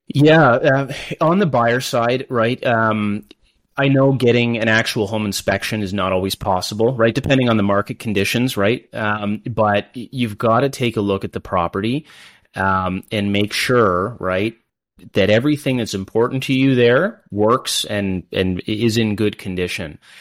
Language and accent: English; London, Ontario, Canada; also born or lived in Kingston, Ontario; I grew up in London, born and raised here